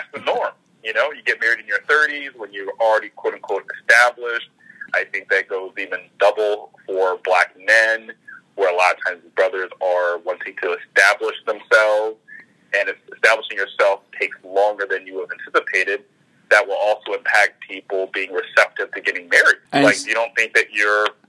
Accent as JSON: {"language": "English", "region": "the South", "country": "United States", "moved": "as an adult", "lives_now": "Toronto, Canada", "said": "I'm from the South"}